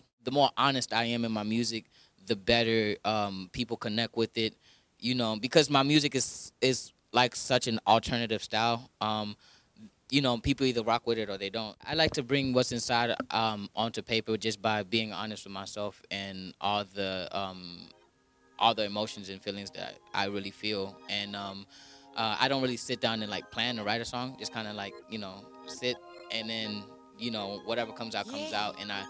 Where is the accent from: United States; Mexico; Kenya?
Kenya; And I'm Kenyan, you know. So I sucked at cross country and I'm Kenyan.